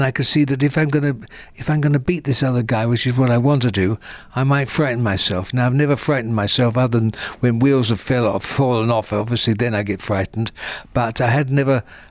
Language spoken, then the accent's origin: English; United Kingdom; I'm British